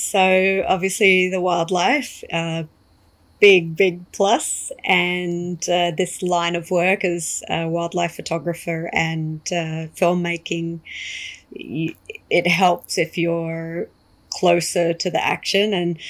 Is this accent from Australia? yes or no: yes; Australia; moved away as an adult; now in South Africa; No, so I'm Australian, and I moved here in 2013. So I've been here about 8 years. So this is home now. But originally an Aussie.